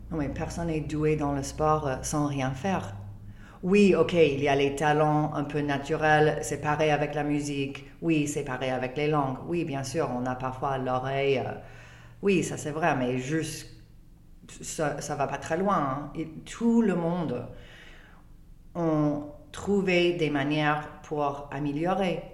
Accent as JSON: {"language": "French", "country": "Canada", "second_language": "French", "said": "je suis canadienne, je ne suis pas française"}